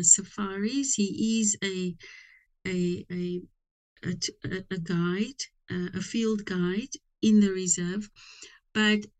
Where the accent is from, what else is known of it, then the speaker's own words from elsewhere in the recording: Cape Town, Western Cape, South Africa; it's the first time I come from Cape Town.